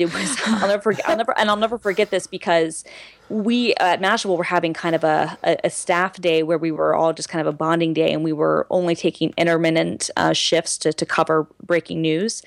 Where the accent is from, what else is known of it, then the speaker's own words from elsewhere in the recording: Lawrenceville, United States; I'm from Lawrenceville